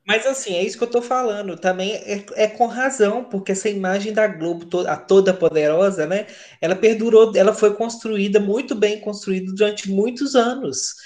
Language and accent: Portuguese; Minas Gerais, Brazil; sou de Minas